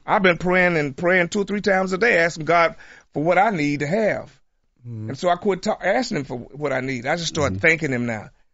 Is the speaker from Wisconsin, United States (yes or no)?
no; Tulsa, Oklahoma, United States; my hometown